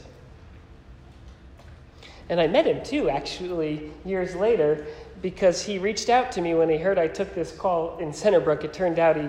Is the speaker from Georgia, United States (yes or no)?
no; Naugatuck, Connecticut, United States; moved away; also born or lived in Philadelphia; I grew up in Naugatuck, which was just 20 minutes from there